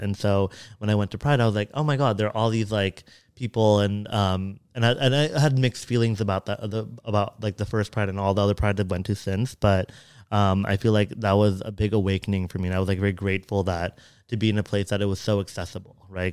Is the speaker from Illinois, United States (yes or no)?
no; Fremont, California, United States; growing up in Fremont, which was very predominantly Asian